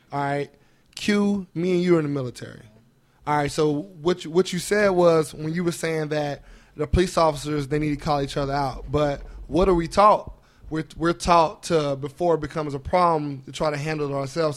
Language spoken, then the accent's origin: English; Indianapolis, Indiana, United States; I'm from Indianapolis, um, East Side, 34th Street. Like that's where I that's where I was raised